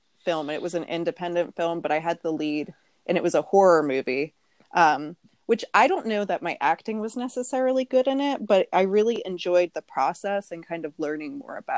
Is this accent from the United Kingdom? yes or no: no; Rockland County, New York, United States; also born or lived in Pennsylvania; now in Pittsburgh, United States; I'm originally from New York